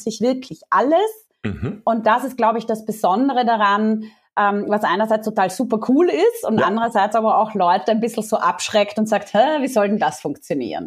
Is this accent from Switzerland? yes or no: no; Austria; accent: Austrian dialect; also born or lived in Vienna; Also vielleicht hört man es nachher auch an meinem ähm, Dialekt ein bisschen. Ich bin Österreicherin, ich lebe in Wien